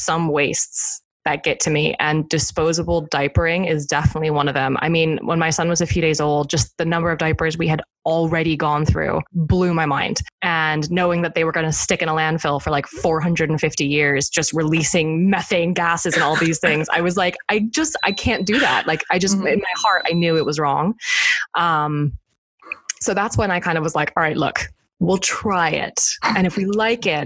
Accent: United States; moved away as an adult; also born or lived in London, United Kingdom / Ireland; now in Michigan, United States; I'm American

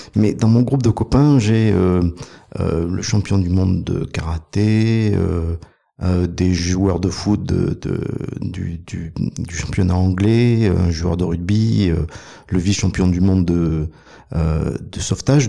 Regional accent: Provence-Alpes-Côte d'Azur, France; Je suis un montagnard. Euh, à la base, je suis originaire de, des Alpes, des Hautes-Alpes.

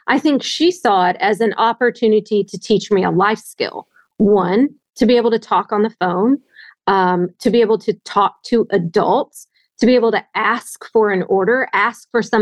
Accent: Northwest Arkansas, United States; I grew up in a town of 1,400 people in Northwest Arkansas

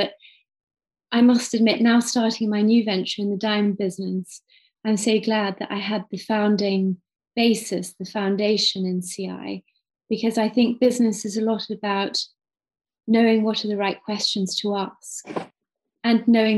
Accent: Cambridge, East of England, United Kingdom; I'm originally from Cambridge, UK

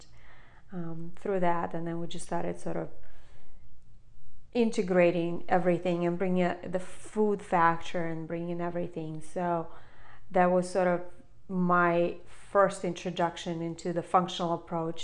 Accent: Moscow, Russia; now in United States; So I grew up in Russia and I've spent, grew up in Moscow

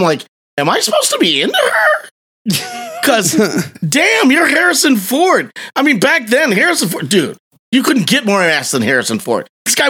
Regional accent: Costa Rica; I didn't. I'm from Costa Rica. I was disappointed.

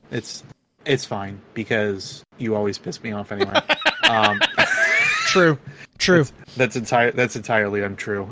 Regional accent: Northeast, United States; I'm from the Northeast

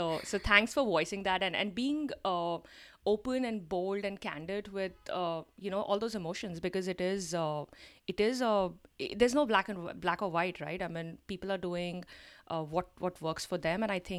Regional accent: India; so many of us, especially who are, you know, born and brought up in India

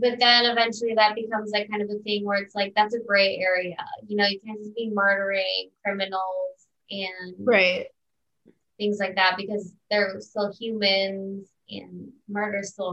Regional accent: Highland, Indiana, United States; I'm from Highland, Indiana. I'm from 15 minutes away from there, born and raised

